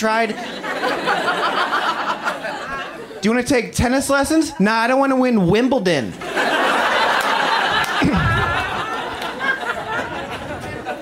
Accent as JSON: {"language": "English", "region": "Midwest", "country": "United States", "moved": "yes", "lives_now": "Los Angeles, United States", "said": "I'm from the Midwest."}